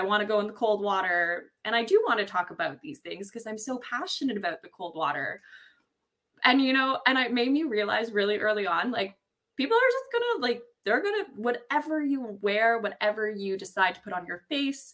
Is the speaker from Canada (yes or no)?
yes; Ontario, Canada; I grew up in Ontario, farmland Ontario, in the woods